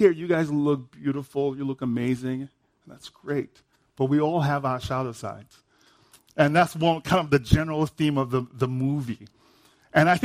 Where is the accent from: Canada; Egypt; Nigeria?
Nigeria; I'm Nigerian.